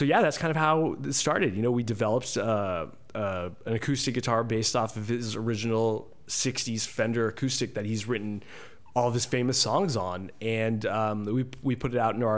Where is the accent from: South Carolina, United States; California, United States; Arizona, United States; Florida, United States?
Arizona, United States; Phoenix; I'm from Phoenix, Arizona